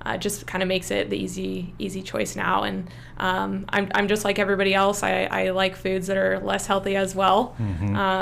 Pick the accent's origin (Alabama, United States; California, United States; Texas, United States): California, United States; Santa Cruz; moved away; growing up in Santa Cruz, for those of you that don't know, it's pretty crunchy granola